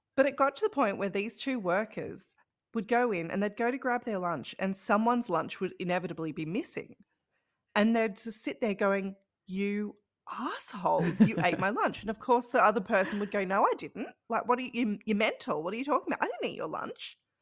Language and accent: English; Australia; we're Australian